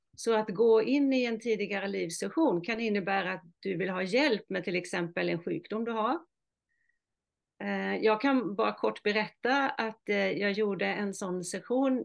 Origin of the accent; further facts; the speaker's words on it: Halland County, Sweden; accent: mix of Halland and Småland dialect; also born or lived in Oskarshamn, Småland; now in Norrtälje, Sweden; min start är ju att jag är född i Halland, vilket eh, förklarar min eh, dialekt lite grann. Och sen har jag bott i Småland, i Oskarshamn, i 25 år, så jag har en blandning av halländska och småländska